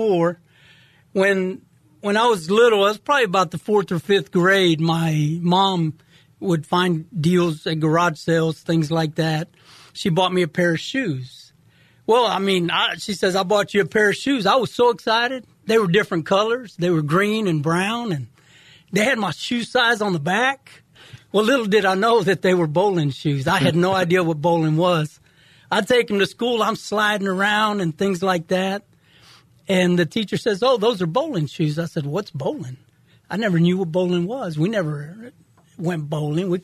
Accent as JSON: {"language": "English", "town": "Houston", "region": "Texas", "country": "United States", "tie": "born or raised there", "also_born_or_lived": "Kingsville, Texas", "said": "I was born in Kingsville, Texas, just south of Corpus, and my family, we moved to Houston probably when I was 6 months old"}